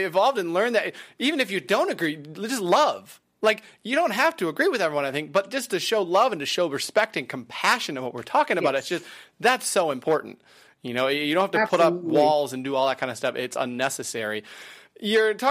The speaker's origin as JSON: {"language": "English", "region": "Wisconsin", "country": "United States", "tie": "born or raised there", "said": "I grew up in Wisconsin. So I grew up in a farming"}